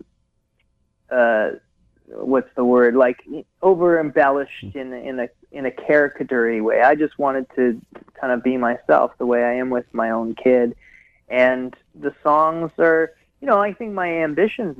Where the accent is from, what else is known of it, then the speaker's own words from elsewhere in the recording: Hamilton, Ontario, Canada; moved away as an adult; also born or lived in Wisconsin / Seattle / Victoria / Vancouver; now in Ottawa, Canada; my home where I grew up in Hamilton